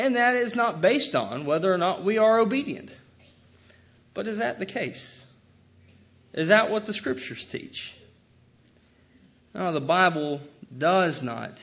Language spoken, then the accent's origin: English; United States; I love being an American.